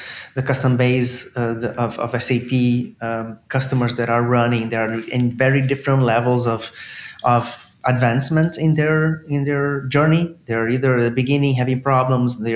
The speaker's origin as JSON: {"language": "English", "country": "Brazil", "moved": "as an adult", "lives_now": "Canada", "said": "I'm originally from Brazil"}